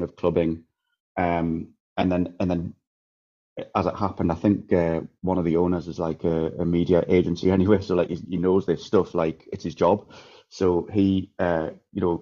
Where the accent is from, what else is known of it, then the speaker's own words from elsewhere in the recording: Newcastle upon Tyne, North East England, United Kingdom; now in Cyprus; I'm from Newcastle, but I moved to Cyprus.